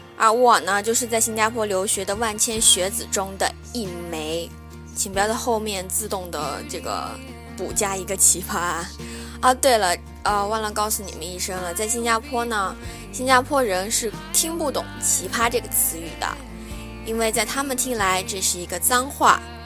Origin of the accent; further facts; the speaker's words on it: southern China, China; 我是南方人